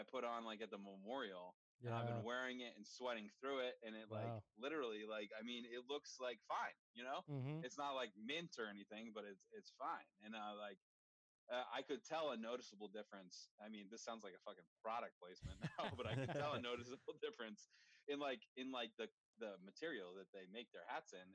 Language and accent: English; Vermont, United States; I'm from Vermont